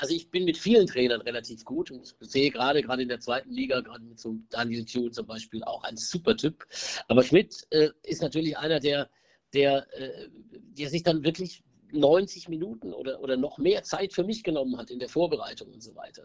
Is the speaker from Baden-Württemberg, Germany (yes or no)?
yes; Mühlacker, Baden-Württemberg, Germany; moved away as an adult; also born or lived in Pforzheim / Stuttgart; now in Munich, Germany; Ich bin in, in, in Pforzheim geboren, dann bin ich in, in, einem, in einem Kaff, neun Kilometer von Pforzheim entfernt, aufgewachsen